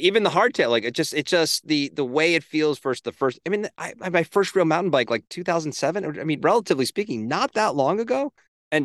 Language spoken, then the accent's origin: English; Northeast, United States; Yeah, I grew up in the Northeast. I'm familiar.